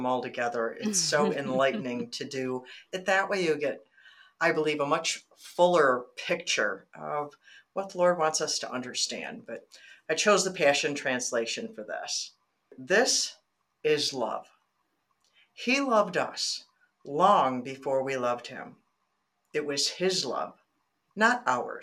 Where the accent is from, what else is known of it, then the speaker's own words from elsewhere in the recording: Michigan, United States; also born or lived in Arizona; I'm born and raised in Michigan